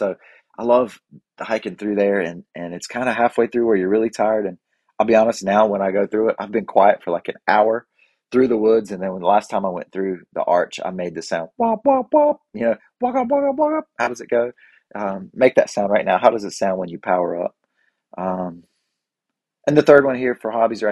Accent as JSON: {"language": "English", "town": "Boiling Springs", "region": "North Carolina", "country": "United States", "said": "I'm from Bowling Springs and I'm the mayor."}